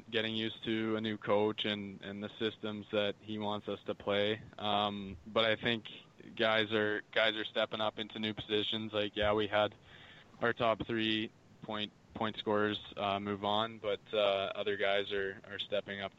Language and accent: English; Calgary, Alberta, Canada; I grew up in Calgary